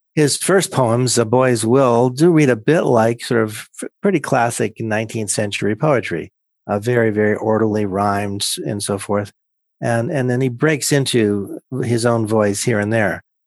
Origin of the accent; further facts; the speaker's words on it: Pennsylvania, United States; I grew up in Penns, a small town in Pennsylvania